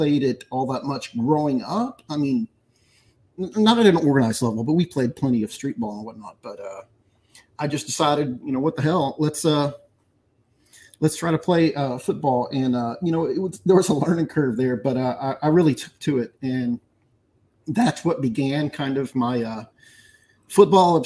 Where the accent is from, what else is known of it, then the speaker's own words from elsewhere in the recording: Pasadena, Texas, United States; we grew up in an industrial area of Houston called Pasadena